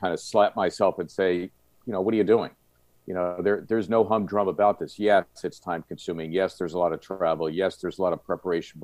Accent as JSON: {"language": "English", "town": "Philadelphia", "region": "Pennsylvania", "country": "United States", "tie": "born or raised there", "said": "When I was a kid growing up in Northeast Philly"}